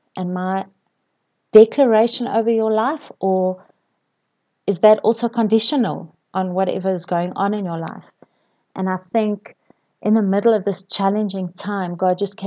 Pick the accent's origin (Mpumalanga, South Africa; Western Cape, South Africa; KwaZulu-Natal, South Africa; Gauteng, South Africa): KwaZulu-Natal, South Africa; I grew up in KwaZulu-Natal, and my sisters and I spent our fair share of time on the beach